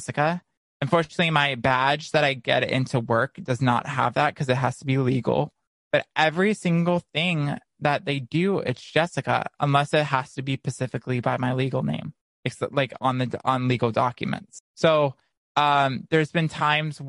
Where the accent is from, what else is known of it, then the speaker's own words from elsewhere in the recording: Naples, Florida, United States; moved away; my hometown in Naples